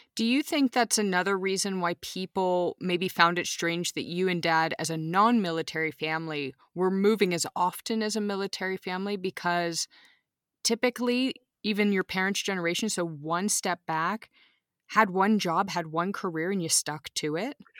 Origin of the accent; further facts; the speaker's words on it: Austin, Texas, United States; now in Munich, Germany; growing up in Austin, Texas